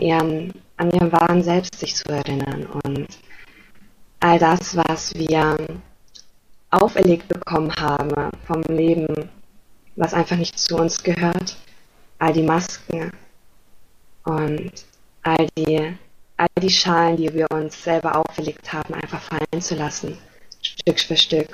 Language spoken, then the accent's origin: German; Germany; ich komme aus Deutschland